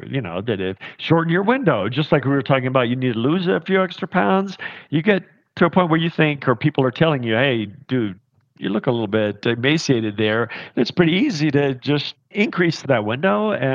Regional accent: southeastern Kentucky, United States; now in Park City, United States; I come from deep in the hills of southeastern Kentucky

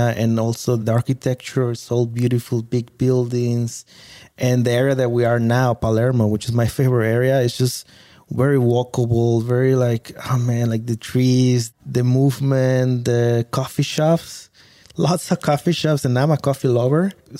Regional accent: Villahermosa, Tabasco, Mexico; English is a second language; moved away as an adult; also born or lived in Puebla, Mexico / Italy; So I always say Tabasco, but very few people ask me more. And I say, well, I'm from Villahermosa.

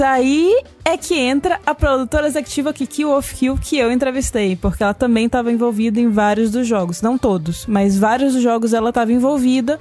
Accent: Brazil; nós, brasileiros

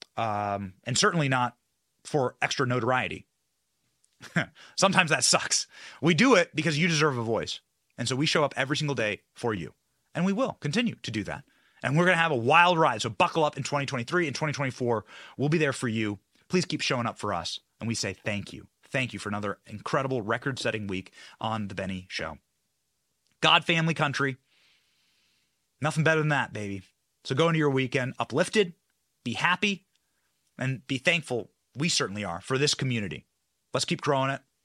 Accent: Tampa, Florida, United States; my hometown of Tampa

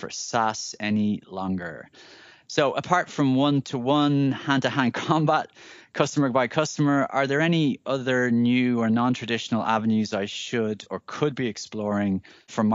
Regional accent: Ireland; moved away; I'm a recent returnee to my home country of Ireland

